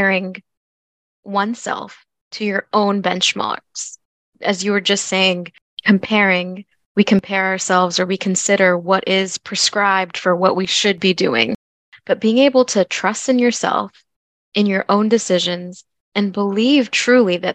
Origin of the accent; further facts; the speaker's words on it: United States; also born or lived in Louisville, Kentucky; I am Bengali American. I was born and raised in the United States, and my parents are both from Bangladesh